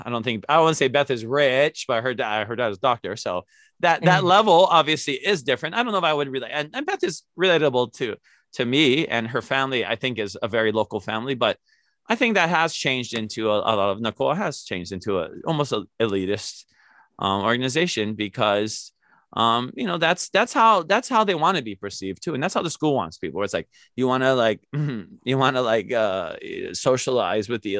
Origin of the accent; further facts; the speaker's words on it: Native Hawaiian, United States; I've been shunned as Kanaka Maoli myself